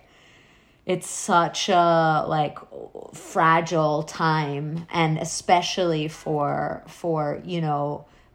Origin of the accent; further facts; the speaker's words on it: New York, United States; I grew up in New York